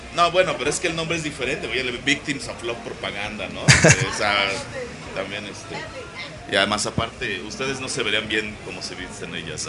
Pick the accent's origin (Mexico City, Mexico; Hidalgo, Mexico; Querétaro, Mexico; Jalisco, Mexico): Hidalgo, Mexico; Tula de Allende; Yo también soy de Tula.